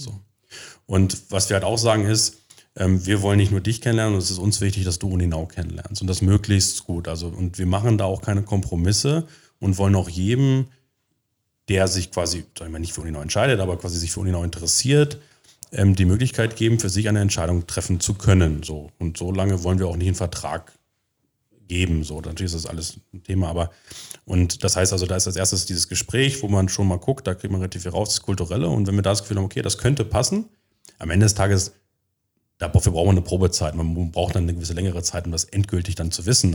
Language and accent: German; Göttingen, Lower Saxony, Germany; moved away as an adult; also born or lived in United States; now in Magdeburg, Germany; ursprünglich komme ich aus Göttingen. Da habe ich 20 Jahre gelebt, bin dort zur Schule gegangen